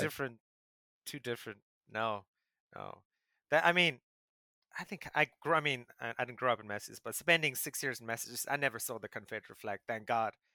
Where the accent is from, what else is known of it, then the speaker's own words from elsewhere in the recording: South Africa; as a South African